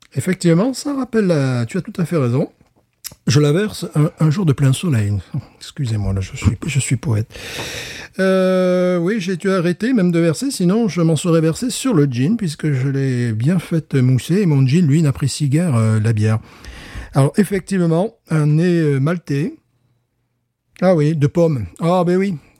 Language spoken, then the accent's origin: French; France; je suis français